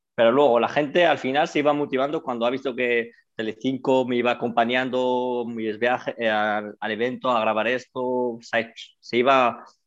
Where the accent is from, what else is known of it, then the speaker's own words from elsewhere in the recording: San Lorenzo de El Escorial, Community of Madrid, Spain; moved away as an adult; also born or lived in United States; now in Canada; vengo desde un pueblo de Madrid, de San Lorenzo del Escorial, ahí donde he crecido.